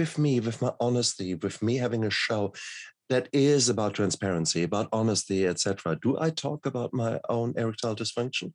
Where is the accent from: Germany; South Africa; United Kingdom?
Germany; I come from Germany